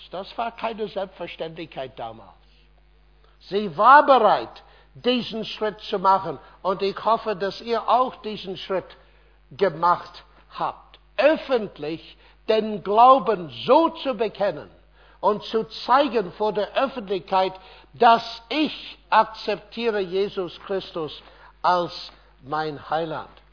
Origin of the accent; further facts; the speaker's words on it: Ireland; German is a second language; moved away; Irland, mein Heimatland